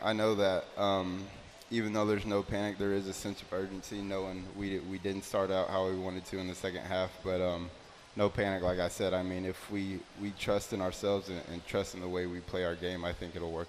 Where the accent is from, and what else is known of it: Houston, Texas, United States